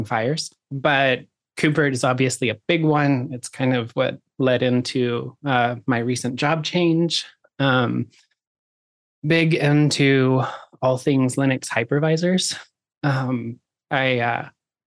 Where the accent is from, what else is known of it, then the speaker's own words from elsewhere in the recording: Oklahoma, United States; I grew up in Oklahoma, which is kind of like the poor Texas.